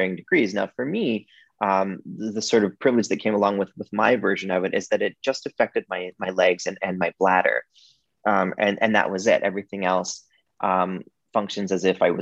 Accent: Wyoming, United States; now in Toronto, Canada; I grew up in the state of Wyoming

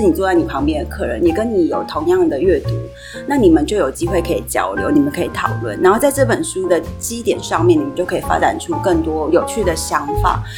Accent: Sanchong, New Taipei, Taiwan; 还是选择在三重，因为它是我长大的地方

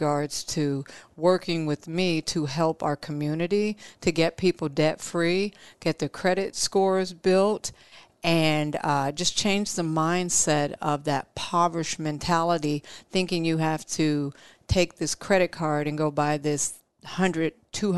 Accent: Omaha, Nebraska, United States; growing up in Omaha, Nebraska, I grew up in South Omaha, Nebraska

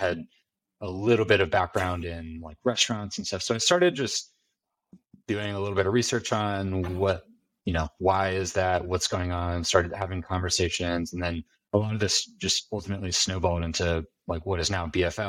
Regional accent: Bakersfield, California, United States; moved away; I'm from a town called Bakersfield, which is in Central California

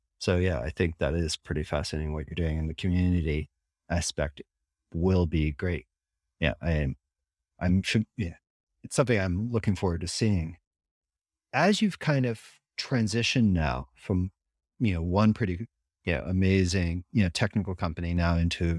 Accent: United States; And as someone who lives in Europe, and I'm an American through and through

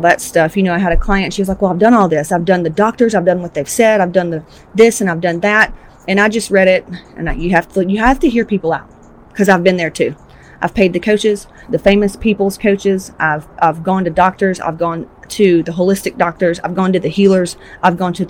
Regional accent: Georgia, United States; I'm from Georgia, Southern Baptist

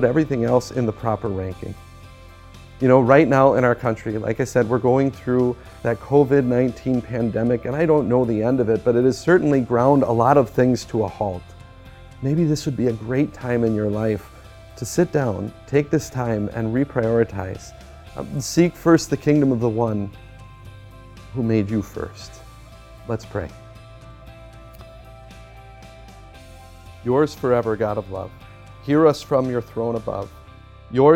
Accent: United States; as an American

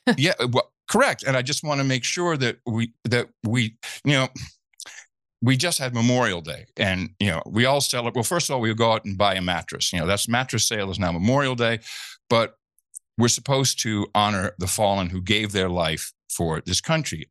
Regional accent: Netherlands; moved away; I grew up in the Netherlands

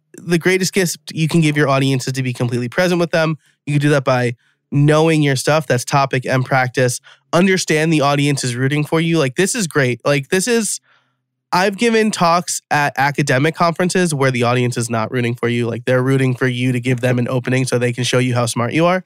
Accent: United States; I'm from New York.

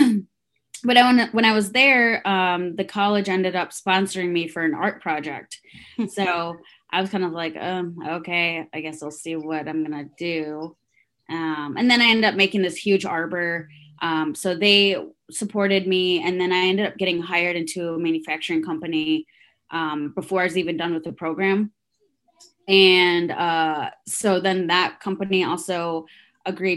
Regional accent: Traverse City, Michigan, United States; English is a second language; also born or lived in Guatemala / Cincinnati, Ohio; now in Indianapolis, United States; we ended up moving up to Northern Michigan, so Traverse City, Michigan. Grew up there

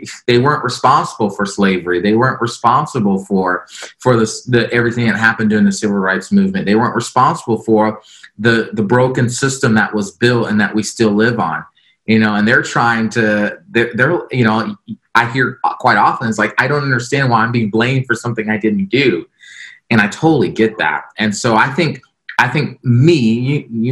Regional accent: Florida, United States; the small community I grew up in Florida

